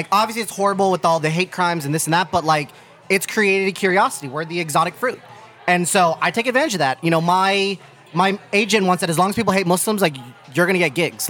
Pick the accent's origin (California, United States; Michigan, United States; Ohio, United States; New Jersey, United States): Ohio, United States; now in New York City, United States; I'm a kid from Ohio.